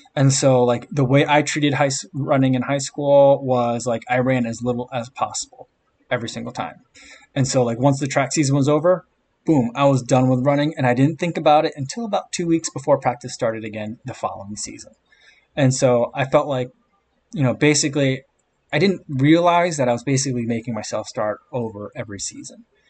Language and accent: English; Monmouth County, New Jersey, United States; also born or lived in Middlesex County, New Jersey / Hunterdon County, New Jersey; I grew up in Middlesex County near Rutgers, and then we moved down towards the shore. I was in Monmouth County for a while, and then we moved again, we were on the west side of the state um, in Hunterdon County